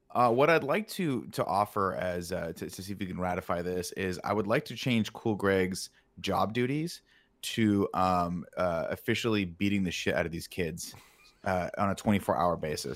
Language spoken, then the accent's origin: English; Southern California, United States; Growing up in Southern California